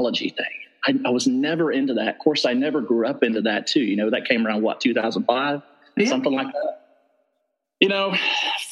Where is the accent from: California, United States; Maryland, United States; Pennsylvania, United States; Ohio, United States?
Ohio, United States; Southern; moved away as an adult; also born or lived in South Carolina / Indiana / Virginia; I'm originally from Southern Ohio